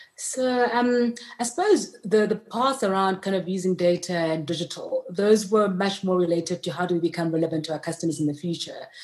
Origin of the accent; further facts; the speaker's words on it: Soshanguve, Gauteng, South Africa; I was born in Sochanguve, which is just north of Pretoria